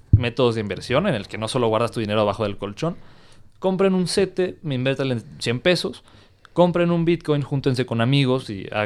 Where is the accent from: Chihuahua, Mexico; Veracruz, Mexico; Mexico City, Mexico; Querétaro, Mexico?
Mexico City, Mexico; Chimalistac; Así le dicen en mi pueblo, o Oporporo. ¿Cuál es tu pueblo? Chimalistac.